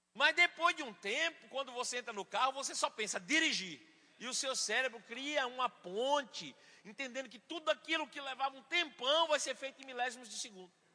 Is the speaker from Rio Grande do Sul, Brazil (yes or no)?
no; Bahia, Brazil; eu sou baiano